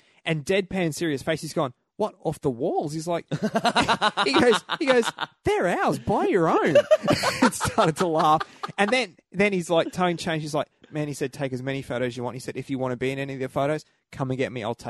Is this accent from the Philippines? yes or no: no; Australia; Come from Australia.